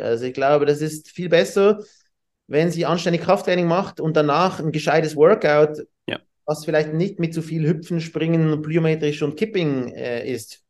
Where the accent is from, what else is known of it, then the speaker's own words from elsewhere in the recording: Switzerland; wir haben diese Swiss Team Challenge bei uns in der Schweiz